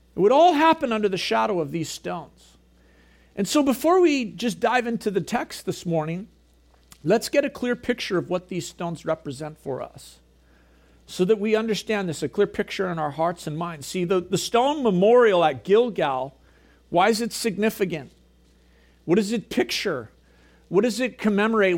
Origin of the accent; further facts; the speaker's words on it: Gibsons, British Columbia, Canada; also born or lived in Prince George; I grew up here in Gibson's.